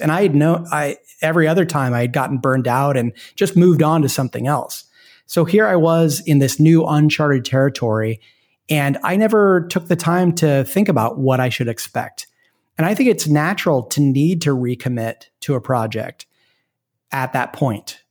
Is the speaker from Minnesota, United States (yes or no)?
no; Portland, Oregon, United States; moved away; I'm from Portland, Oregon, which is a great place to be from. And and my wife and I moved back there because we have family there